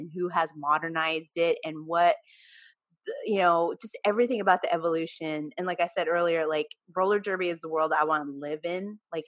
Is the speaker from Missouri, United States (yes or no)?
no; Watsonville, California, United States; I'm from Watsonville, California.